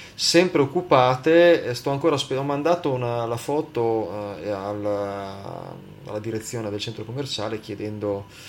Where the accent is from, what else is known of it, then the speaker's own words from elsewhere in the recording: Liguria, Italy; da buon ligure